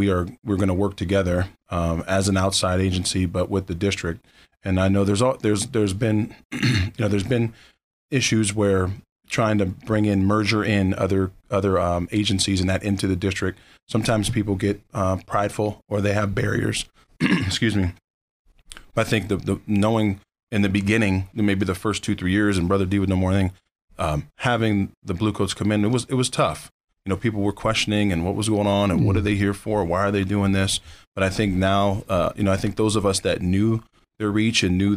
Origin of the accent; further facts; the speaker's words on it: Erie, Pennsylvania, United States; born and raised from Erie, PA